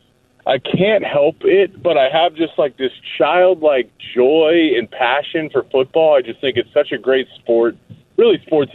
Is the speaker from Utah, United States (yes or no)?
no; Columbus, Ohio, United States; I was born in Columbus, Ohio